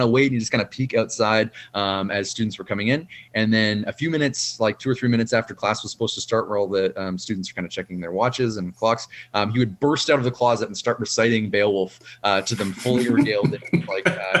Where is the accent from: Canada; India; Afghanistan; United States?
Canada; a Canadian author working with a Canadian press